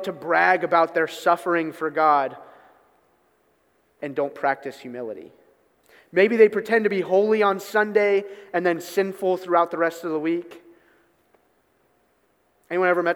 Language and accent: English; Newark, United States; I grew up in Newark, so if any of you are familiar with Newark, Nottingham Road is the road I grew up on